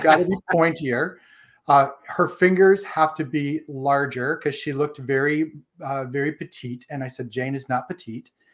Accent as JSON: {"language": "English", "region": "Ohio", "country": "United States", "also_born_or_lived": "Washington, D.C.", "moved": "as an adult", "said": "I am from Ohio."}